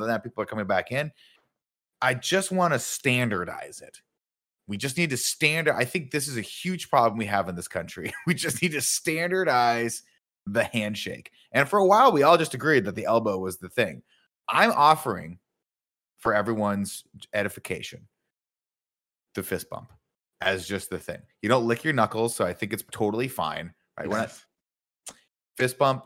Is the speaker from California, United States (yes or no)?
yes; Southern California, United States; moved away as an adult; now in San Francisco Bay Area, United States; growing up in Southern California